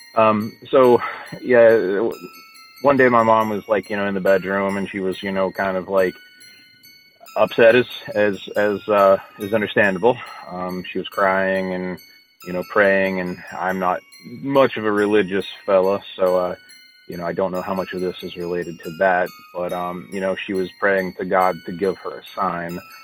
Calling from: Morgantown, West Virginia, United States; I'm calling from Morgantown, West Virginia

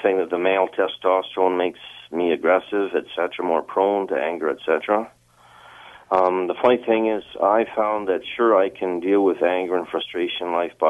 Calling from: Edmonton, Alberta, Canada; Edmonton, Alberta.

